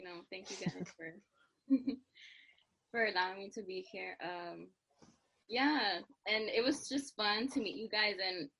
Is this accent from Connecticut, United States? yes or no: no; Dallas, Texas, United States; I'm from Dallas, Texas.